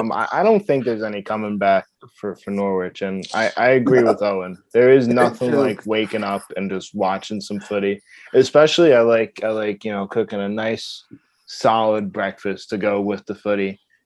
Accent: Jamaica; I'm Jamaican.

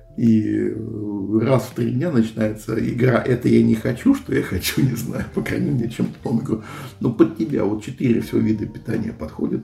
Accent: Moscow, Russia; Я москвич

